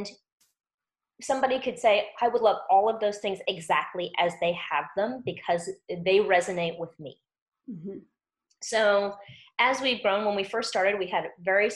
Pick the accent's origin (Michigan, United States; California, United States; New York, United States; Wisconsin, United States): New York, United States; New York City; moved away; I'm from New York City